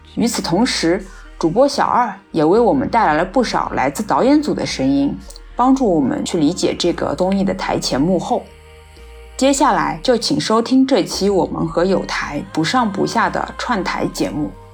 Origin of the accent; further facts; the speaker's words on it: China; 因为国内其实我们中国人不太就是愿意把离婚这件事情放到一些台面和大众的视野上面来讲嘛